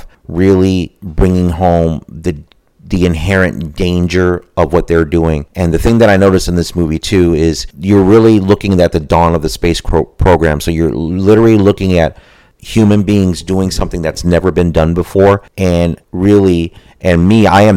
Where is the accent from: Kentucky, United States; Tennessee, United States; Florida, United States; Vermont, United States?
Florida, United States; myself growing up in Florida, I've had close proximity to the space program